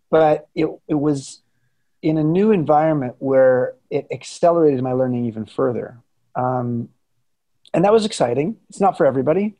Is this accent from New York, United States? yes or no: no; Southern California, United States; moved away as an adult; also born or lived in San Francisco Bay Area; I grew up in Southern California